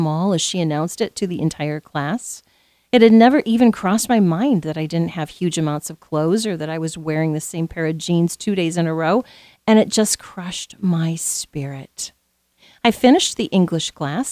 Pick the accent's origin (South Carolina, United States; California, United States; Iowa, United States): Iowa, United States; Southwest; as a young teenager growing up in Southwest Iowa